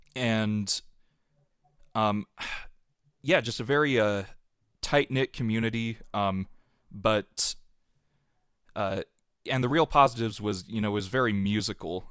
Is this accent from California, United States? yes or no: no; Centerville, Utah, United States; I grew up in Centerville, Utah, which is just south of where Lagoon is and north of Salt Lake City